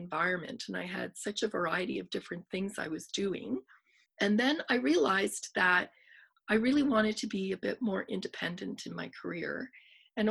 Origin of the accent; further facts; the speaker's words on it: Montreal, Quebec, Canada; moved away; I'm from Montreal and I'm Greek and I wanted to be close to family